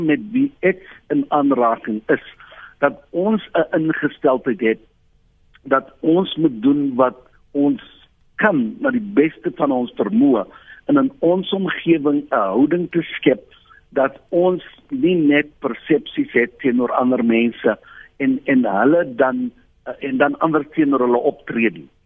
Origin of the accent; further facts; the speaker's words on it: South Africa; as Suid-Afrikaner